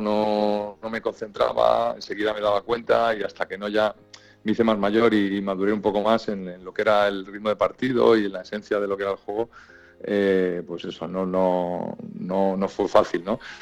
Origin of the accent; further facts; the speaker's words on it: Madrid, Community of Madrid, Spain; moved away as an adult; also born or lived in Santander; yo me fui de Madrid con 21 años